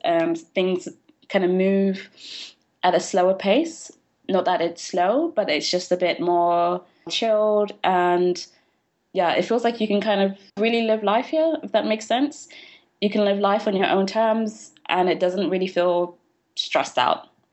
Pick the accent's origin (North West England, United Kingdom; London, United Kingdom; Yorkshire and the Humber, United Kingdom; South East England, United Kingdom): London, United Kingdom; moved away as an adult; also born or lived in Leeds; now in Berlin, Germany; I had been born in London, I was raised in London, but I'd never really lived anywhere else aside from when I went to Leeds for university